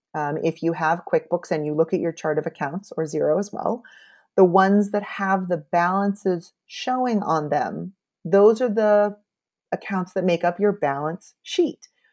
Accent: United States; as an American

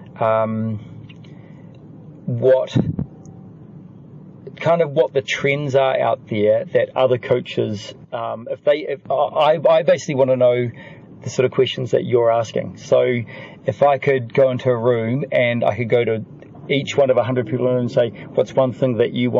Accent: New Zealand; I was from New Zealand

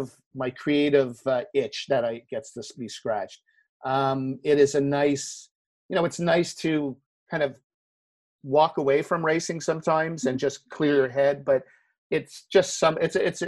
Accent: Canada; I'm Canadian, I'm based in Montreal

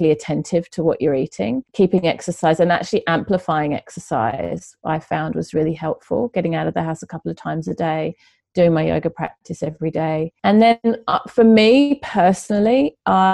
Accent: England, United Kingdom; moved away; I'm originally from England

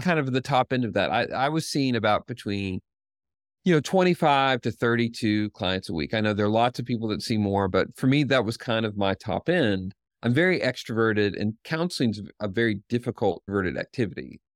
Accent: Knoxville, Tennessee, United States; a seventeen person counseling clinic in Knoxville, Tennessee, which is my hometown

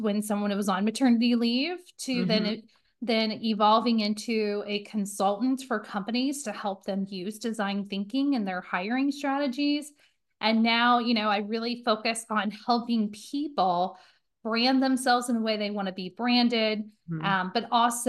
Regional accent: Indiana, United States; now in Cincinnati, United States; I'm originally from Indiana. I live in Cincinnati, Ohio now.

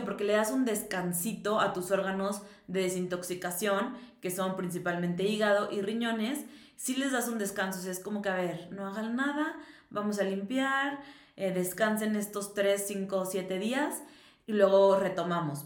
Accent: Mexico; que soy mexicana

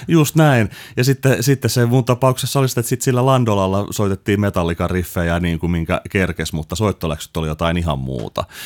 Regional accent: Helsinki, Uusimaa, Finland; mä oon Helsingistä kotoisin

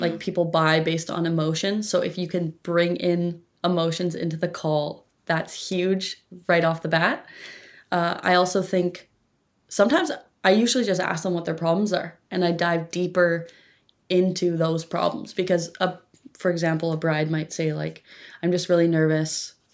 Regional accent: Campbell River, British Columbia, Canada; Campbell River, uh, British Columbia, on the tiny little island that is Vancouver

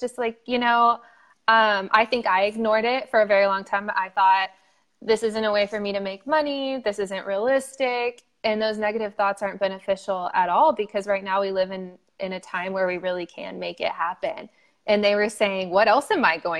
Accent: Dallas, Texas, United States; moved away as an adult; also born or lived in Louisiana / North Carolina / Austin, Texas; I grew up in Dallas, Texas

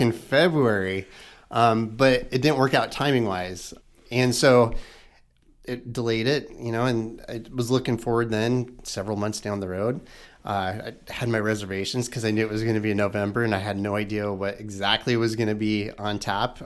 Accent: Knoxville, Iowa, United States; I grew up in Knoxville, lived in, in Knoxville, never left Knoxville

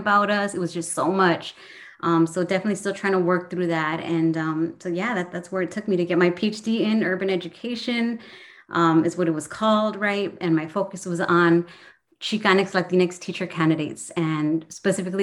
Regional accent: Southern California, United States; moved away as an adult; now in Central Valley, California, United States; I grew up in SoCal. I grew up in Southgate, Norwalk, Cerritos

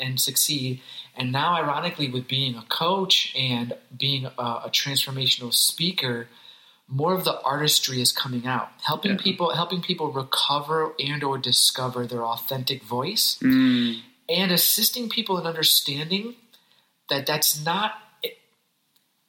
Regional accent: Hartford, Connecticut, United States; I grew up in Hartford, Connecticut, in Hartford, a.k.a. the Heartbeat

